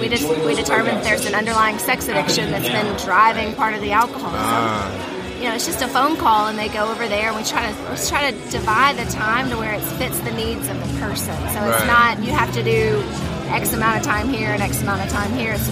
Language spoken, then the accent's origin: English; Hattiesburg, Mississippi, United States; I'm from Hattiesburg, Mississippi.